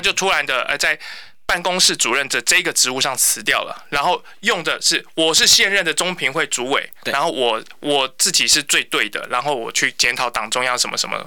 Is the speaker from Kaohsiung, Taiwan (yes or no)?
yes; Kaohsiung, Taiwan; first language Mandarin; 但是我爸爸是军人，然后所以我们从小在家是讲国语，然后我是到国中的时候开始跟同学学台语